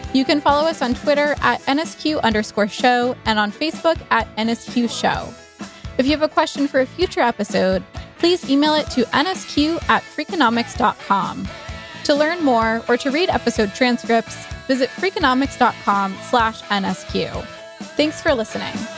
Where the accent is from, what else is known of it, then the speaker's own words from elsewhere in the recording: Toronto, Ontario, Canada; I'm from Toronto, Canada.